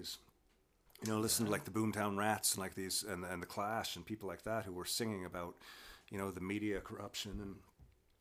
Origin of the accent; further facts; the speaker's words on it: Newfoundland and Labrador, Canada; being a Newfoundlander